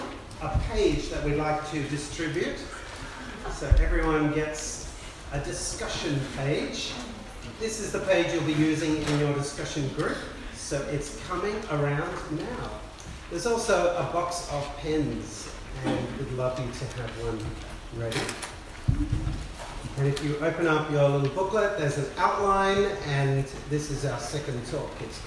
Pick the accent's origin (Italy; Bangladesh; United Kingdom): Bangladesh; also born or lived in Adelaide, Australia / South India / Sydney, Australia; I was born in Adelaide, raised in Bangladesh as a missionary kid, went to boarding school in South India, settled back in Sydney